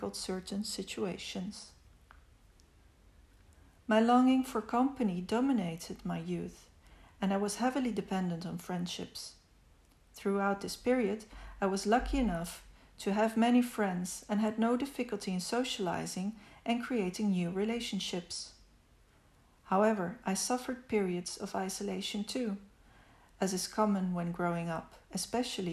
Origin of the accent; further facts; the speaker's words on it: Italy; also born or lived in Netherlands; I was born on June 30th, 1976, in Italy. I spent my childhood partly in Italy and partly in the Netherlands, having an Italian father and a Dutch mother